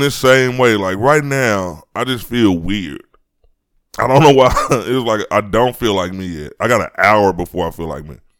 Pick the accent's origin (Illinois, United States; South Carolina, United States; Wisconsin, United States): Illinois, United States; Chicago; on my street when I grew up in Chicago